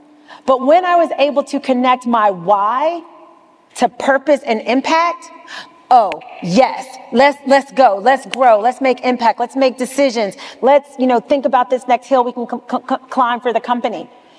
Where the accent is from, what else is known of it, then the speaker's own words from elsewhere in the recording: the South, United States; now in New York, United States; You know, I am from the South. You know, my mom is an educator. My dad drove trucks and scanned boxes. I'm first generation integration. You know, I went to schools in the South, but I work in New York in the largest financial center.